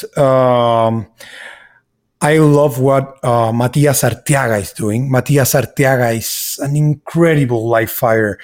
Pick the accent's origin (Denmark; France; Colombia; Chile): Chile; English is a second language; also born or lived in Miami, United States; now in Austin, United States; I'm from Chile. I grew up between countryside and city.